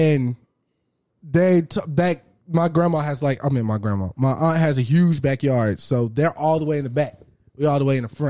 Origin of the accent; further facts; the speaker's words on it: Texas, United States; I'm from Texas